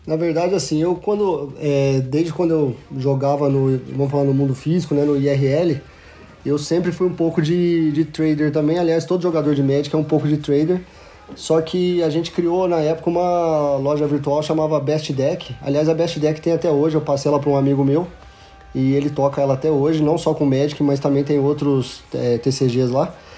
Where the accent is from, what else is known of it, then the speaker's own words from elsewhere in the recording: Franca, São Paulo, Brazil; Sou de Franca, interior de São Paulo, Magazine Luiza é da minha cidade